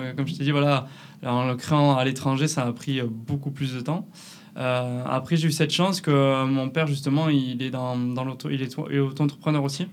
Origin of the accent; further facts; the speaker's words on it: Canet-en-Roussillon, Occitania, France; accent: southern French; moved away as an adult; also born or lived in La Rochelle; ça s'entend peut-être un peu à ma voix. Je viens du sud de la France, de, de Canet-Plage, à côté de Perpignan.